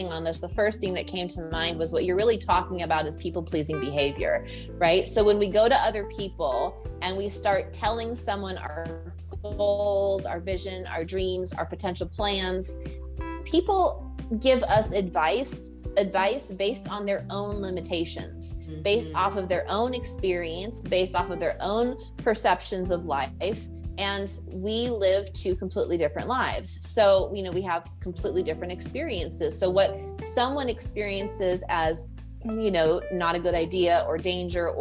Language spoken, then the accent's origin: English; Iowa City, Iowa, United States; moved away as an adult; I'm from Iowa City.